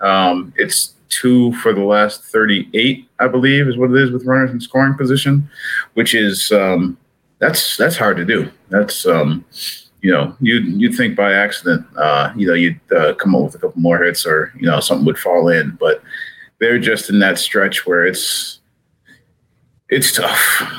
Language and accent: English; New England, United States; now in Kansas City, United States; I grew up in New England